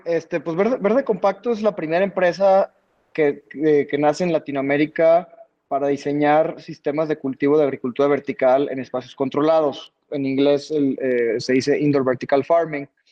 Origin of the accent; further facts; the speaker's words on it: Bajío, Guanajuato, Mexico; nosotros somos de aquí del Bajío, de, Guanajuato